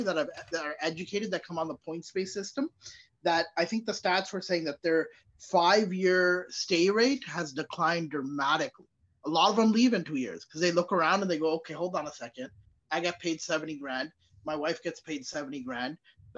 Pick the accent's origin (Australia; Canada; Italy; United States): Canada; I'm proud of being Canadian